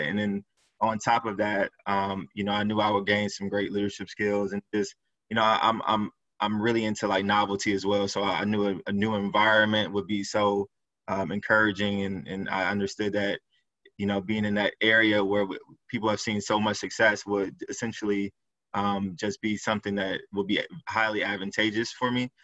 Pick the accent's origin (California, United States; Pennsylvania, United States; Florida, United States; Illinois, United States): Illinois, United States; Chicago; So I grew up in Chicago, inner city